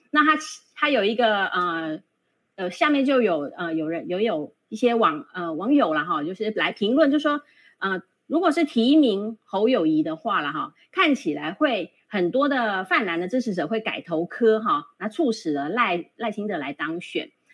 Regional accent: Taiwan; 我们台湾人

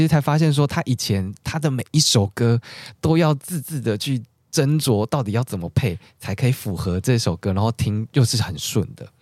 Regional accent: Taichung, Taiwan; now in Taipei, Taiwan; 我是台中人，我现在自己在台北

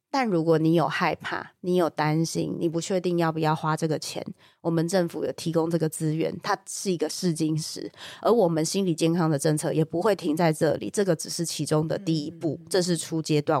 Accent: Taiwan; 我们台湾社会

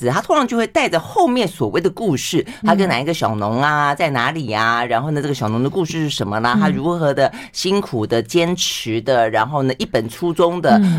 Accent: Tainan, Taiwan; moved away; 他又去了我的家乡台南啊。

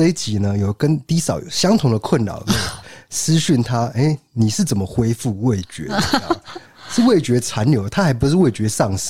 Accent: Renwu, Kaohsiung, Taiwan; 因为我是人武人嘛，大家知道我们人武人是吃烤鸭长大的。

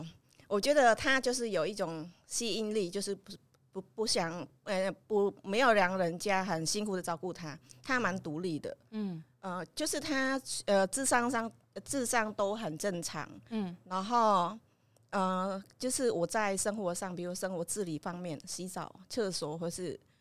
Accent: Cambodia; moved away as an adult; now in Yilan, Taiwan; 我来自柬埔寨，我来台湾已经有二十年了。

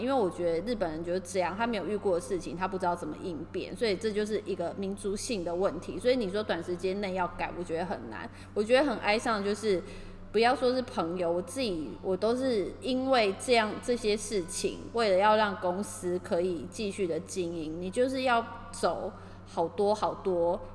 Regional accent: Taiwan; now in Tokyo, Japan; 我们就是台湾人

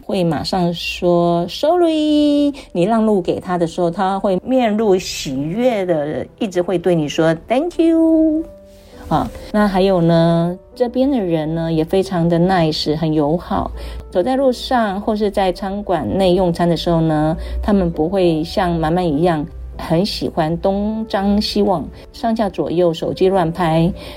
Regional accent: Taiwan; 我们台湾人真的很辛苦啊

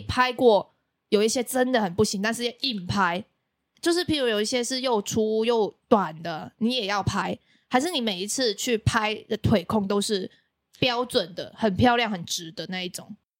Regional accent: Macau; now in Taiwan; 我是来自澳门的

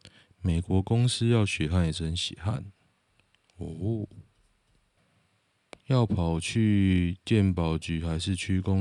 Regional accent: Taiwan; 我就是从从小在台湾长大

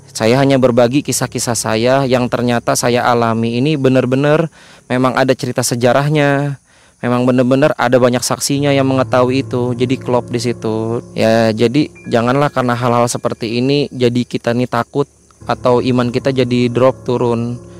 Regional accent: Kalimantan, Indonesia; walaupun saya juga asli putra Kalimantan tapi kan saya mendatangi daerah baru yang bukan daerah saya

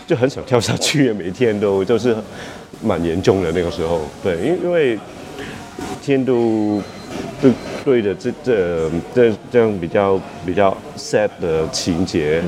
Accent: Hong Kong; 我是一个香港人

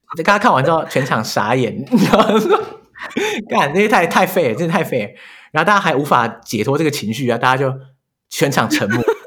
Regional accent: New Taipei, Taiwan; first language Chinese; 我是台北人嘛 嗯，新北人

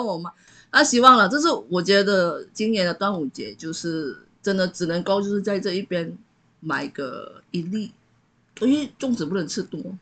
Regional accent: Malaysia; now in Taiwan; 我是来自马来西亚

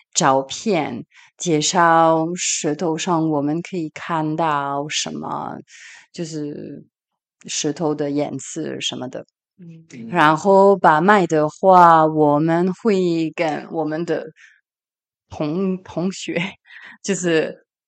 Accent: Paris, Île-de-France, France; first language French; Chinese is a second language; moved away as an adult; also born or lived in Taipei, Taiwan; now in Marseille, France; 我在巴黎学习中医，也学习中文，在巴黎七大，巴黎第七大学

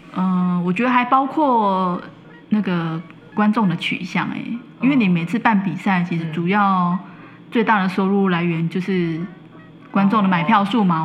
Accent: Taiwan; 我们台湾这边

